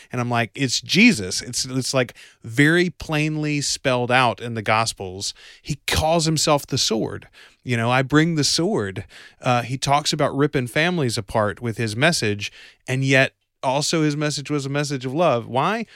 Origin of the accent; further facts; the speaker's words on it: Bastrop, Louisiana, United States; I'm from Bastrop, Louisiana.